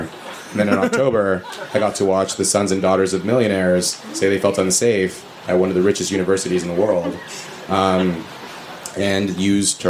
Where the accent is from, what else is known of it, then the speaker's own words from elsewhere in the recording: Red Bluff, California, United States; moved away as an adult; growing up in Red Bluff